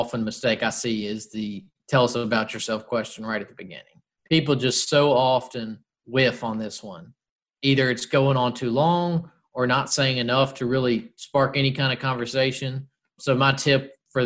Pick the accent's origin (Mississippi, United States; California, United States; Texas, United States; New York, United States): Mississippi, United States; moved away; We're both from Mississippi